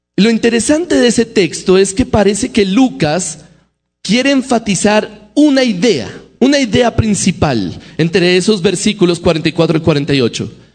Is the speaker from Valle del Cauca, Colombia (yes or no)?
no; Bogotá, Colombia; accent: Bogotá; el acento para nosotros los bogotanos